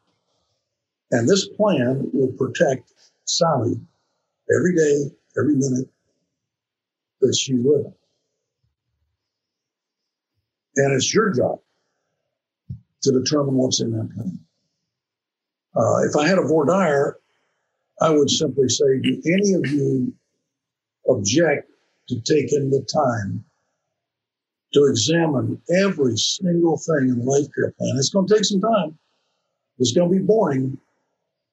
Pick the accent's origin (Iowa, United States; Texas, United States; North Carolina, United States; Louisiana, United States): North Carolina, United States; moved away as an adult; I'm from North Carolina, born and raised, okay? I was never out of the state of North Carolina until I went to college